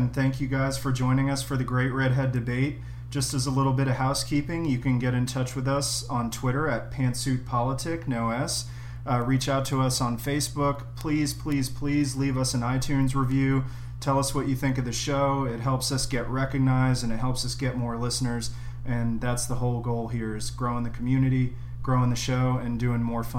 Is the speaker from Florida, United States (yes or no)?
yes; Florida, United States; Hasn't worked so well in my home state of Florida, but probably has a lot to do with our governor.